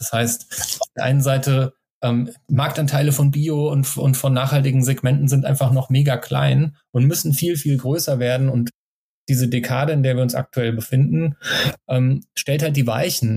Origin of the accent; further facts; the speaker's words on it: Germany; von meinem Heimatort an der Bergstraße